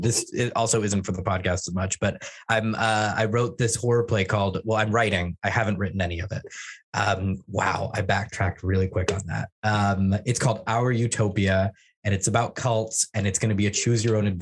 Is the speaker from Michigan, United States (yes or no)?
no; Oregon, United States; I'm from Oregon. There are such things as regular cults here. Yeah, we're the cult state.